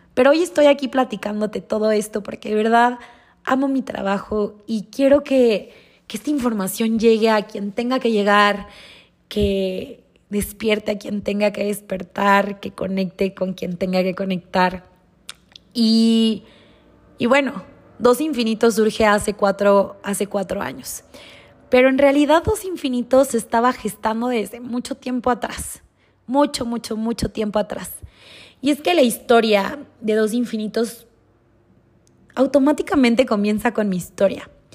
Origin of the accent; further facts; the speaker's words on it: Durango, Mexico; moved away; crecí en Durango, nací en Durango, crecí en Durango